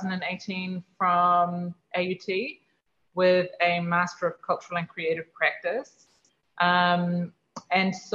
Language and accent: English; Auckland, New Zealand; moved away as an adult; now in Rarotonga, Cook Islands; Auckland, the city where I was born and raised